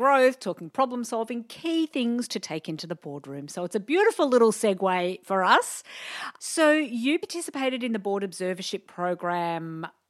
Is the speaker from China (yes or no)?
no; Diamond Creek, Victoria, Australia; I grew up in Diamond Creek and we're on this bush block